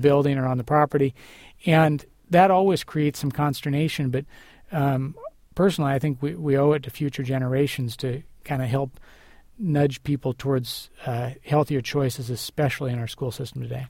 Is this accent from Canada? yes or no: no; United States; as an American